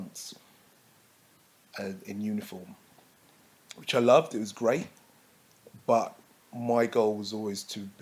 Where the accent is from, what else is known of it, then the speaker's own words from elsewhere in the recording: London, United Kingdom; I'm a Londoner. I'm a black Londoner that also works in the police force